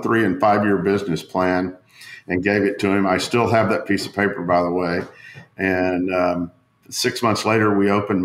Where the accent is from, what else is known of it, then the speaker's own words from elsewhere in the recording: Tyler, Texas, United States; now in Austin, United States; I grew up in Tyler, Texas, and I came down here to go to school at University of Texas